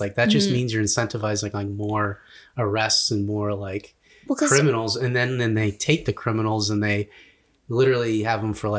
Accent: United States; we come from America, which is like hyper capitalistic

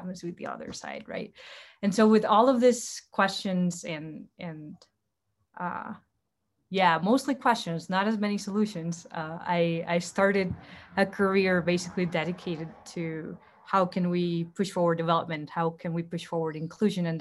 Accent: Heredia, Costa Rica; moved away as an adult; now in United States; I'm originally from Heredia in Costa Rica, Central America.

